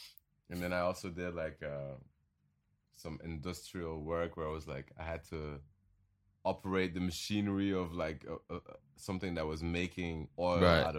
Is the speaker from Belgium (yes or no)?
yes; Belgium; And he didn't even know I was from Belgium.